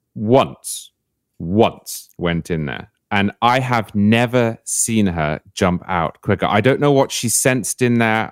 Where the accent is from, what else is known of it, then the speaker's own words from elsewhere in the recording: United Kingdom; now in Florida, United States; as a Brit